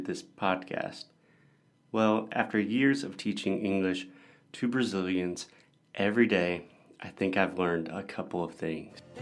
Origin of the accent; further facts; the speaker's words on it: United States; moved away; I was born and raised in the U.S. in the United States